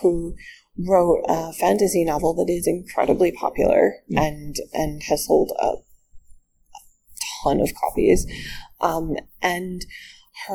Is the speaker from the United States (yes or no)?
yes; United States; I, as an American